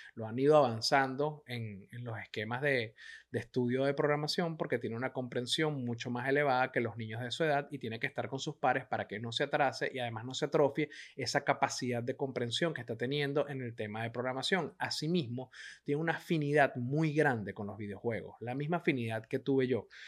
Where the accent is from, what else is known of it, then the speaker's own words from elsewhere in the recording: Venezuela; moved away as an adult; Yo tuve que salir escapando de Venezuela